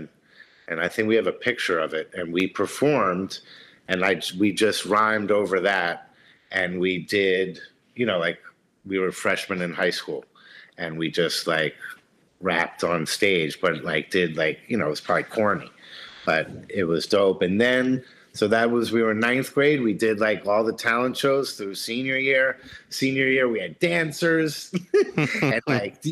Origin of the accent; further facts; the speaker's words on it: Philadelphia, Pennsylvania, United States; moved away; also born or lived in Boston / New York; Philly was just growing up.